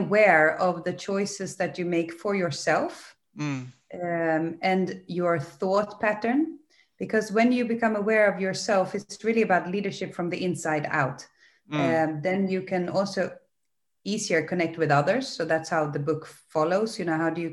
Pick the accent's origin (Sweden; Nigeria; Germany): Sweden; also born or lived in England / United States; now in Netherlands; I'm originally from Sweden, but I've lived abroad in England and in the US, and lived since almost 18 years here in Holland